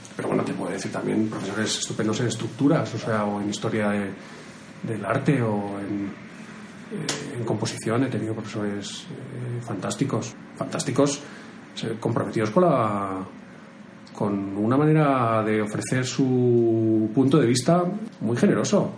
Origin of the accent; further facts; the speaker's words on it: Madrid, Community of Madrid, Spain; Yo soy de Madrid.